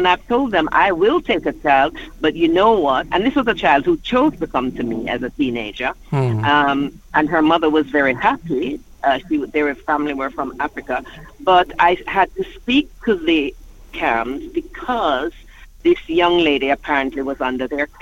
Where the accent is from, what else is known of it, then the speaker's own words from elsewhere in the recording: Jamaica; now in London, United Kingdom; living in London, and I'm from Jamaica.